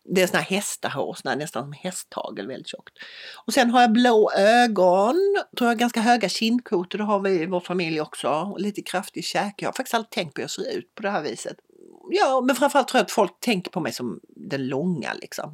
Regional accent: Lund, Skåne, Sweden; moved away as an adult; also born or lived in Bangladesh / Myanmar; min dotter går i en skola här i Lund där hennes storebror har gått, hennes morfar gick där, hennes morbröder gick där, jag råkade gå på en annan skola.

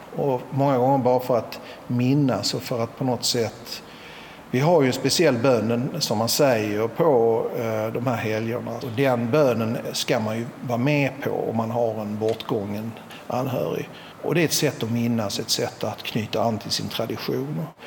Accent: Malmö, Skåne, Sweden; moved away as an adult; jag är ju född i Malmö och uppvuxen här

